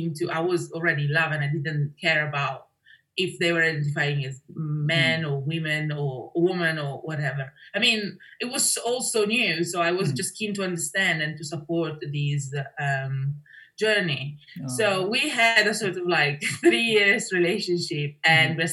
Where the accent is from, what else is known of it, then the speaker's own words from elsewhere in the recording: Brescia, Lombardy, Italy; moved away as an adult; also born or lived in Milan; now in London, United Kingdom; Growing up in Italy